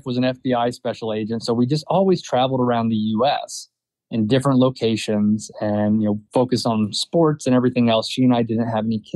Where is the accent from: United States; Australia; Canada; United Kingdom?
United States; Southeast; I grew up in the Southeast with, you know, hunting always on the periphery.